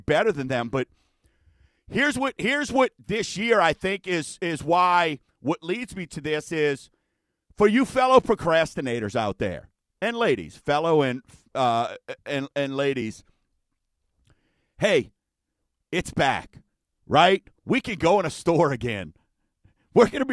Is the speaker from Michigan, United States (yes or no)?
no; Chalmette, Louisiana, United States; I'm from Chalmette